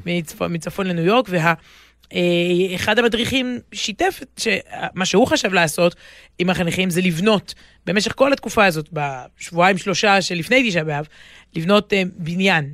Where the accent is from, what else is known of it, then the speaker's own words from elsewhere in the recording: Israel; אני גדלתי בישראל, במשפחה שורשית ומלאת, אה, מלאת חגים